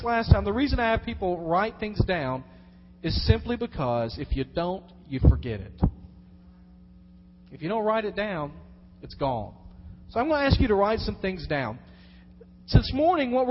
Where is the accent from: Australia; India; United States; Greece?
United States; Dyersburg, Tennessee; I was born in Dyersburg, Tennessee